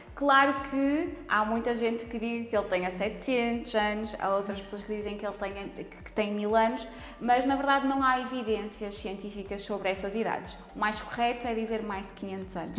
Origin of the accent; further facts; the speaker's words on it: Póvoa de Lanhoso, Norte, Portugal; eu cresci na Póvoa de Lenhoso